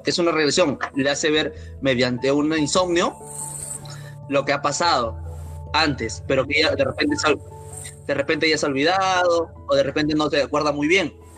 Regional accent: Peru; somos de Perú

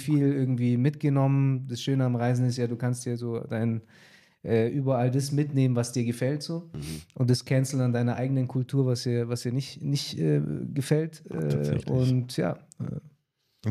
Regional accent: Germany; also born or lived in Latin America; wir Deutschen

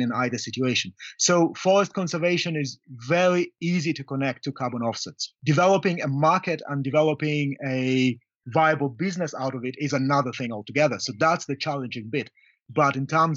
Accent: Kenya; I'm from Kenya.

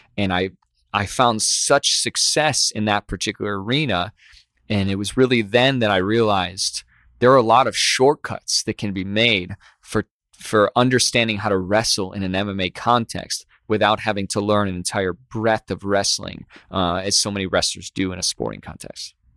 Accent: Midwest, United States; growing up in the Midwest

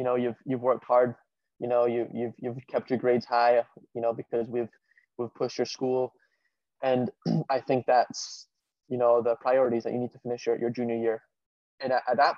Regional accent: California, United States; also born or lived in Glasgow, Scotland / Harrison, New Jersey; now in New Jersey, United States; I was born in California because my dad moved there for work.

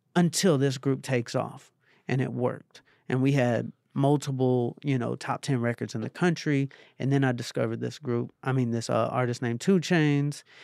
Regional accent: Atlanta, Georgia, United States; I'm from Atlanta

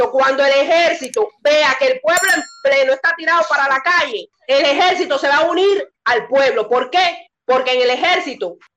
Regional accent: Cuba; moved away as an adult; now in Mexico; me fui de Cuba porque iban a volver a aplicar la ley Mordaza

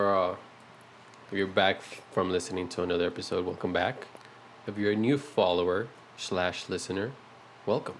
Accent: El Paso, Texas, United States

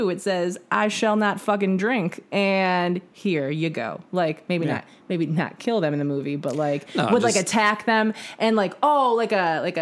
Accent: Midwest, United States; I'm from the Midwest.

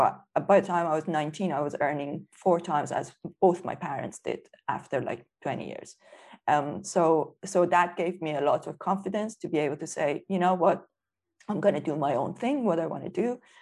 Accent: Tehran, Tehran Province, Iran; moved away as an adult; now in United Kingdom; But growing up in Tehran

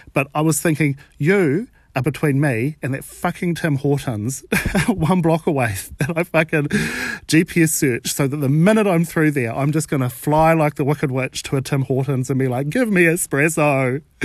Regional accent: New Zealand; I'm from New Zealand

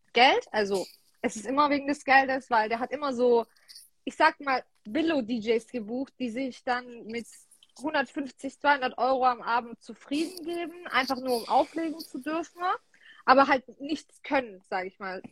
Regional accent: Heilbronn, Baden-Württemberg, Germany; Ich komme aus Heilbronn, also Raum Stuttgart.

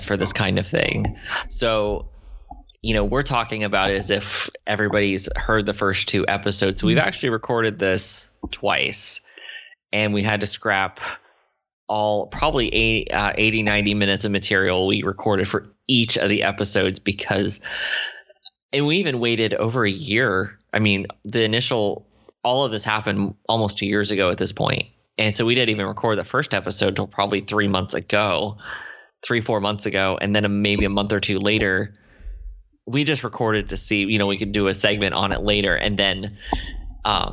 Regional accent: Lima, Ohio, United States; I was raised in Ohio by my mom and dad

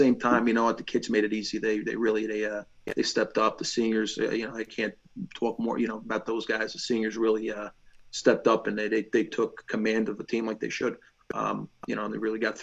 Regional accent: Fair Lawn, New Jersey, United States; We actually we're both from Fairlawn

